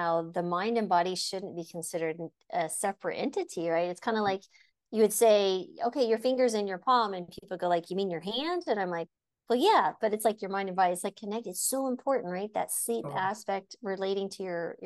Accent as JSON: {"language": "English", "region": "New Mexico", "country": "United States", "tie": "born or raised there", "said": "I'm from New Mexico, born and raised"}